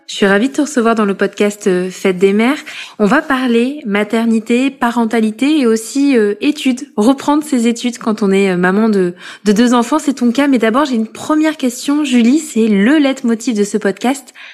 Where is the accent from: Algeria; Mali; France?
France; Corrèze, Nouvelle-Aquitaine; born or raised there; moved away as an adult; now in Paris, France